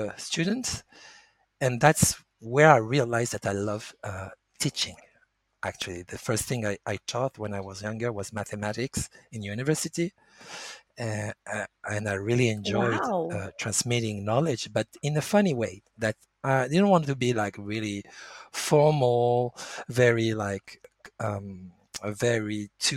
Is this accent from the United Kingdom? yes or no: no; France; English is a second language; also born or lived in Nice; I was born in France. And I've been raised with French culture, going to French school, learning about French